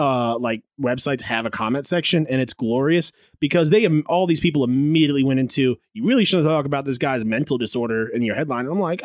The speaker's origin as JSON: {"language": "English", "region": "Maryland", "country": "United States", "tie": "born or raised there", "said": "All right, this one comes out of my home state of Maryland."}